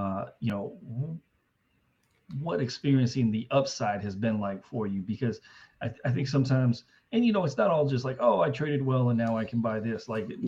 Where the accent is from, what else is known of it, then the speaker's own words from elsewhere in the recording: Denver, Colorado, United States; now in Atlanta, United States; I grew up in Denver. I left roughly 20 years ago